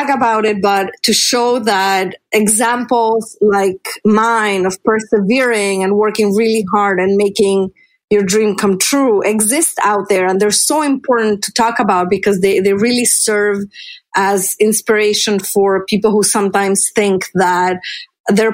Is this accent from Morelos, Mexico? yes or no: no; Mexico City, Mexico; moved away; growing up in Mexico City, I was discouraged from pursuing a career in physics and math